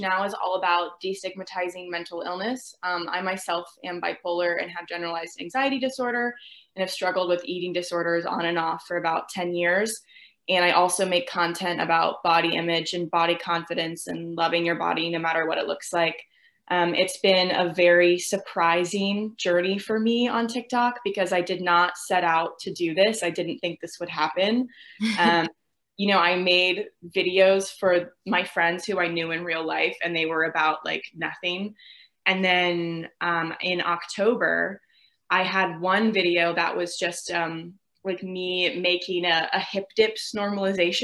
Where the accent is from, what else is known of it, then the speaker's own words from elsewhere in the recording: Virginia, United States; I'm 22. I'm from Virginia